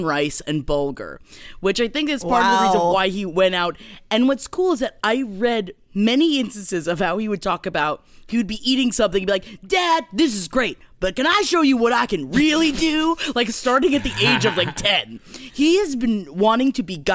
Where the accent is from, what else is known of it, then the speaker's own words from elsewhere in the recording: United States; also born or lived in Queens, New York / Florida; I grew up half in Queens, half in Florida